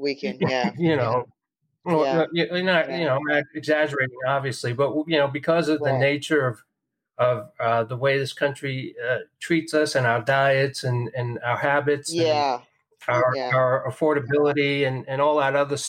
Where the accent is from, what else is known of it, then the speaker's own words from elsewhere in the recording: New York, United States; moved away; I'm from New York. I have relatives in New York.